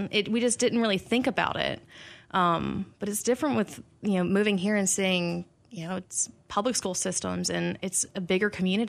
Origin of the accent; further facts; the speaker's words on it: small town in Alabama, United States; now in Clarksville, United States; coming from a small town in Alabama, and I went to private schools growing up